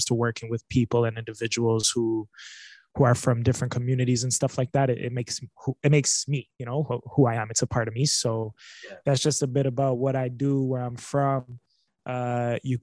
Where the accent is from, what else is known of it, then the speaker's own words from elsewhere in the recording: Niagara, Ontario, Canada; I grew up in Niagara